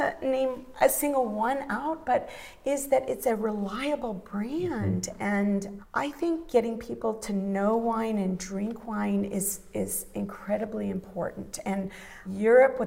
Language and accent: English; Midwest, United States; moved away; I grew up in the Midwest